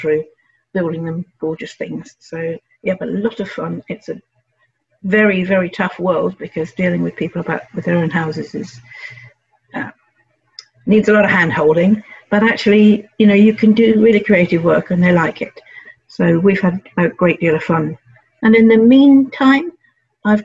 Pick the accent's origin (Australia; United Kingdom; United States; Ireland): United Kingdom; London; I grew up in North London and went to local grammar school.